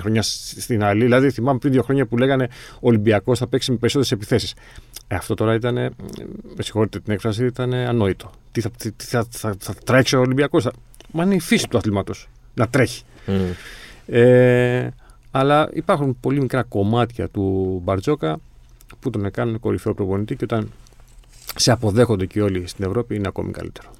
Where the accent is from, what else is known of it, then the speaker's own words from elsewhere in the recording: Greece; προφανώς είμαστε Έλληνες